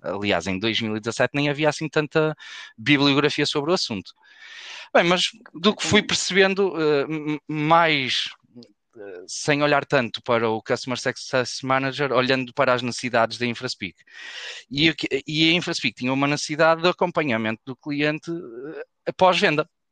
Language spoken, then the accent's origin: Portuguese; Porto, Norte, Portugal; eu sou do Porto, fizemos faculdade juntos aqui na, na Faculdade de Engenharia